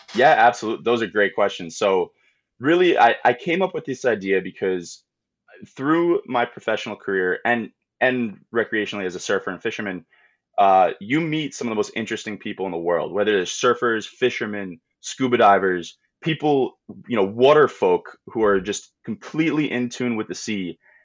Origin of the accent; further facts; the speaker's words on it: Long Island, New York, United States; I grew up on Long Island